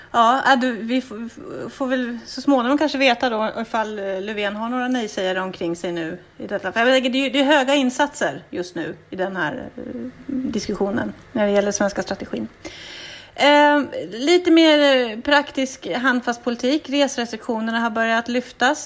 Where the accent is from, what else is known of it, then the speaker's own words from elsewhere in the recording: Boden, Norrbotten County, Sweden; jag kommer från Boden och i Boden på sommaren så lever vi helt på norska turister